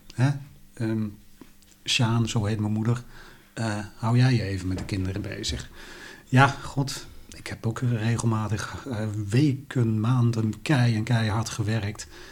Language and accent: Dutch; Helmond, North Brabant, Netherlands; bij ons in Helmond, waar ik opgegroeid ben